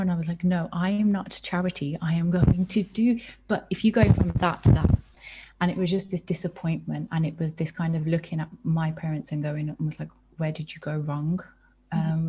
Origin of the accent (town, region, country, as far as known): United Kingdom; born or raised there